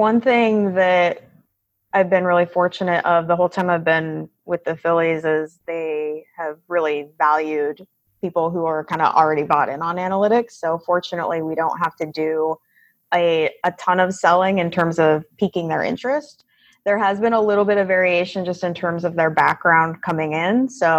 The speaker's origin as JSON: {"language": "English", "region": "Pacific Northwest", "country": "United States", "tie": "born or raised there", "said": "Prior to that, I grew up in the Pacific Northwest, kind of all over out there."}